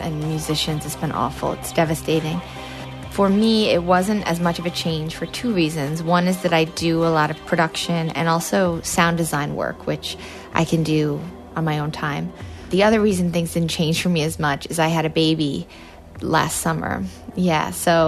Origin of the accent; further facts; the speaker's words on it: Lake Placid, New York, United States; I grew up in Lake Placid